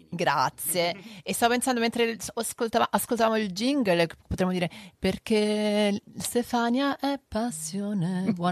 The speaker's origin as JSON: {"language": "German", "town": "Rome", "region": "Lazio", "country": "Italy", "second_language": "German", "said": "Also bei uns in Rom ist es sehr, ja. diese Zucchiniblüten sind sehr typisch"}